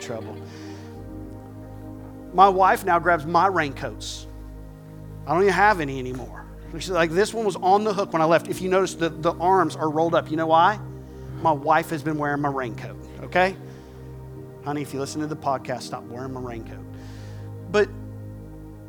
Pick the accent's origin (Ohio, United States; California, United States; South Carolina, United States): South Carolina, United States; southern; I'm from South Carolina. I'm from the southern part of South Carolina